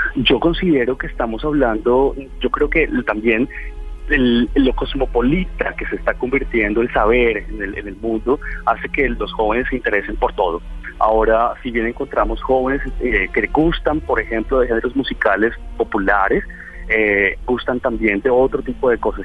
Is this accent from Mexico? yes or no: no; Colombia